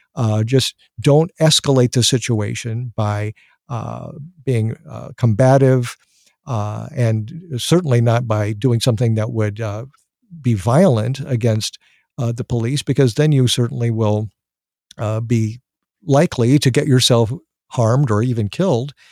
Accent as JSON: {"language": "English", "country": "United States"}